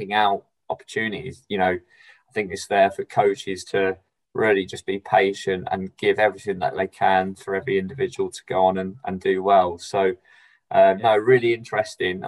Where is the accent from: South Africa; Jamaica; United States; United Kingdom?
United Kingdom; England; as an Englishman